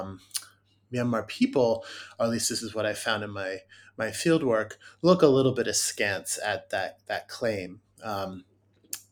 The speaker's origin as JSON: {"language": "English", "country": "United States", "said": "as an American"}